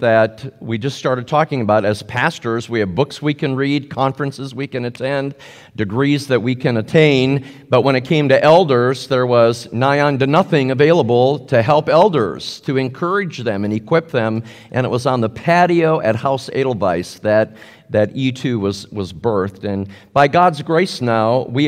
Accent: Muskegon, Michigan, United States; now in Indianapolis, United States; I was born in Muskegon, Michigan. Okay, right here, Muskegon, Michigan, right on Lake Michigan. And I'm the only one who moved away.

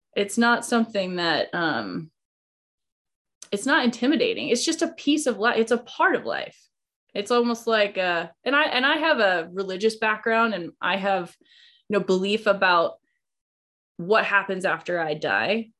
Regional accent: Idaho, United States; now in Montana, United States; I live in Montana, but I grew up in Idaho.

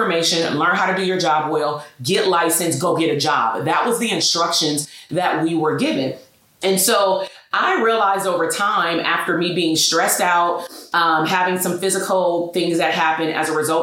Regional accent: Portland, Oregon, United States; I was born in Portland, Oregon

